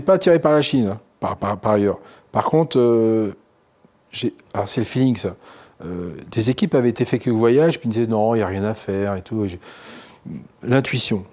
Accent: northern Italy, Italy; now in France; je viens du nord de l'Italie.

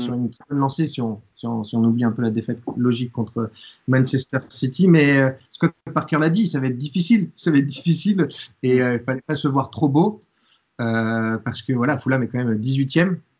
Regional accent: France; quand on vient de France

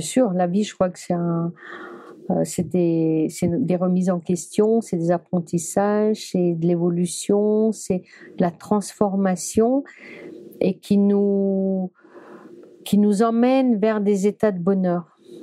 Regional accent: Brittany, France; je suis bretonne

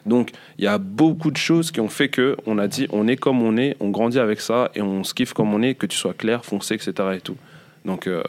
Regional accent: DR Congo; moi, je suis congolais, mais d'origine, enfin, donc la tribu, on, nous appelle les Moulouba.

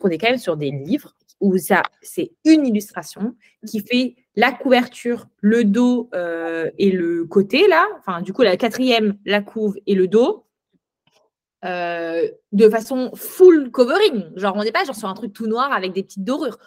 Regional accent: France; en tant que Française de France

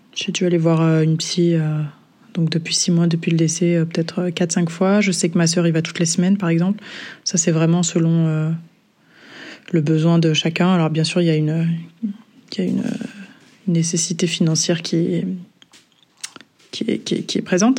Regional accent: south of France, France; now in Brussels, Belgium; je vis à Bruxelles depuis euh, quelques années maintenant et je suis originaire du sud de la France

